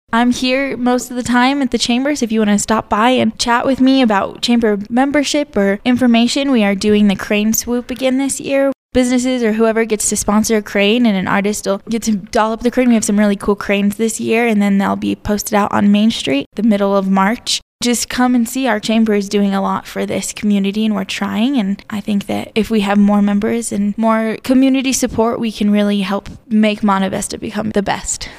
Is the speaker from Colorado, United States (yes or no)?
yes; Alamosa, Colorado, United States; I am from Alamo, Samana Vista area. I was born and raised here